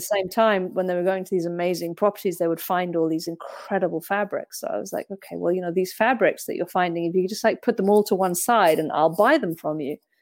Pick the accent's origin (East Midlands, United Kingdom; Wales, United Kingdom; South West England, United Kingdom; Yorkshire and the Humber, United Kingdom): Wales, United Kingdom; Brecon Beacons; now in Mallorca, Spain; I grew up in Wales, in a very remote area of the Brecon Beacons National Park